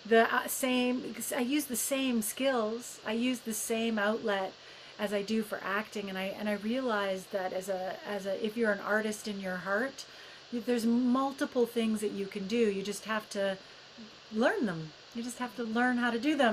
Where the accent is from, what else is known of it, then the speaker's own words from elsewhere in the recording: Edmonton, Alberta, Canada; moved away; also born or lived in Toronto / United Kingdom; I grew up in Edmonton, Alberta